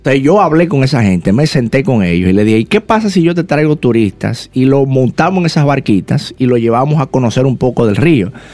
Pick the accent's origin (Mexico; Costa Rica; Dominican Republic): Dominican Republic; hay tantos barrios en mi país que tienen potencial